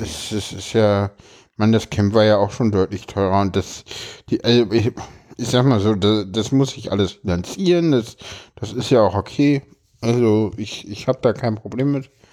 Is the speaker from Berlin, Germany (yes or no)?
yes; Berlin, Germany; ich komme aus dem Osten